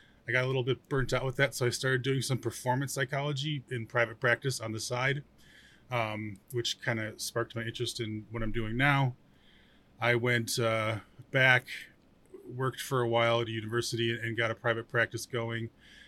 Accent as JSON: {"language": "English", "region": "New York", "country": "United States", "said": "I'm from New York. I'm from the Northeast in New York."}